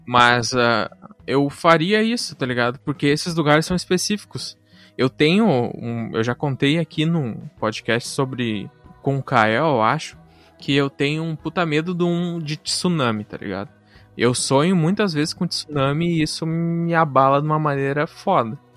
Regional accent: Santa Catarina, Brazil; born there; moved away; Eu nasci em Santa Catarina e vim pra cá, pro Rio Grande do Sul.

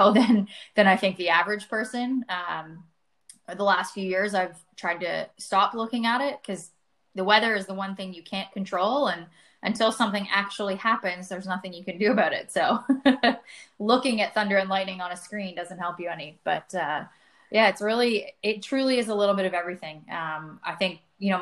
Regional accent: outside of Toronto, Ontario, Canada; moved away as an adult; also born or lived in Ohio; now in Texas, United States; I grew up outside of Toronto

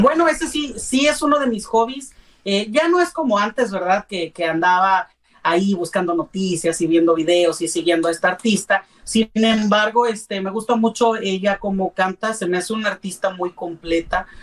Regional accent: Puebla, Mexico; also born or lived in San Martín Texmelucan; soy originario de la ciudad de Puebla. Eh, soy poblano de corazón

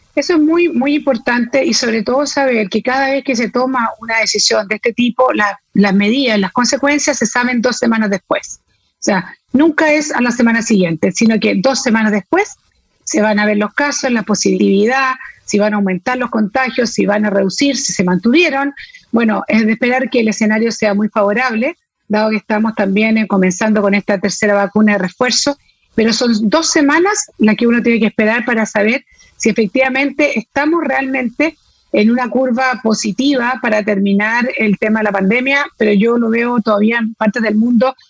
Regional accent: Chile; como chileno

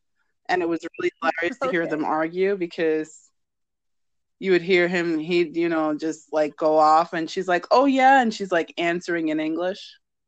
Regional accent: New York, United States; I grew up in New York. I'm New York born and bred.

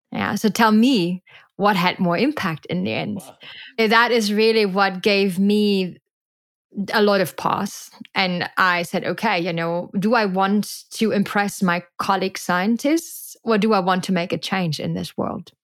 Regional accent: Germany; moved away as an adult; now in Costa Rica; I am not only from Germany, I was literally growing up in a very industrial area and super landlocked

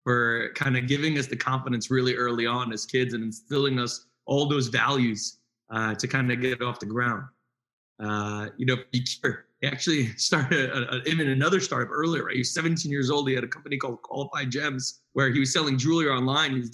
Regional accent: New Jersey, United States; So, our first day of college, uh, Yakir and I went to Drexel I moved from North Jersey. He moved from South Jersey, which was a shorter commute from him.

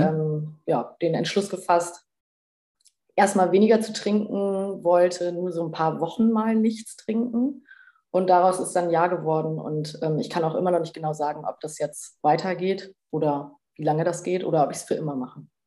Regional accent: Bremen, Germany; moved away; lebe in Bremen wieder in meiner alten Heimat

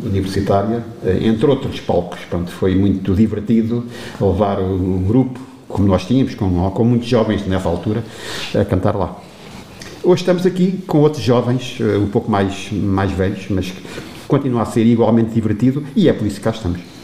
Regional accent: Torres Novas, Centro, Portugal; moved away as an adult; now in Entroncamento, Portugal; sou natural de Torres Novas, de uma aldeia do Conselho, da eh, junto à Serra, a minha querida Serra daira, Aira, a aldeia chama-se Ressaldia, eh, mas nasci aqui em Torres Novas

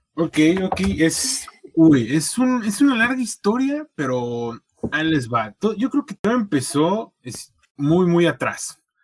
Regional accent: Querétaro, Mexico; moved away as an adult; now in Toronto, Canada; mi pueblo, aquí allá en Querétaro

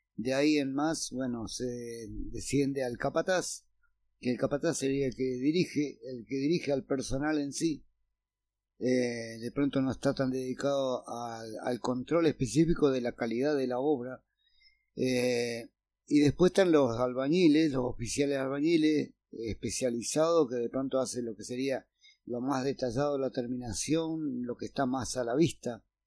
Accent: San Carlos de Bariloche, Río Negro, Argentina; yo nací en el barrio La Cumbre

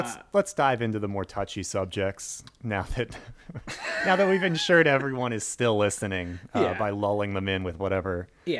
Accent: United States; I remember being a kid growing up in Clinton's America

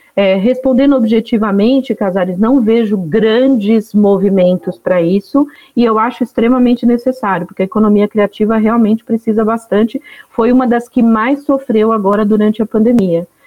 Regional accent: sertão of Alagoas, Brazil; Sou nordestina, nasci no sertão de Alagoas

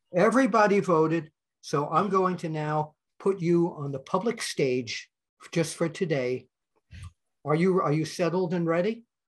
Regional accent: New York, United States; when I was growing up in New York

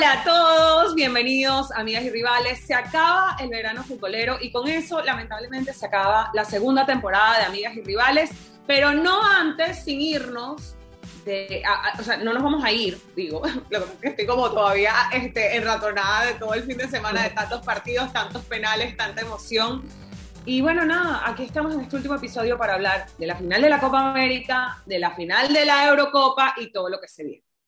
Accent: Venezuela; yo soy venezolana

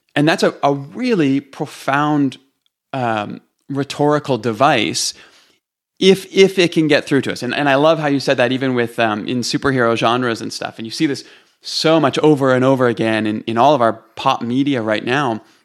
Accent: Toronto, Ontario, Canada; moved away as an adult; now in Calgary, Canada; I'm from Canada. I'm from, um, east side of the country in Toronto

